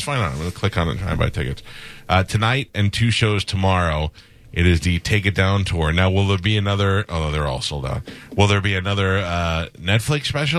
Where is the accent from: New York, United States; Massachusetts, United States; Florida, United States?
New York, United States; I grew up in New York.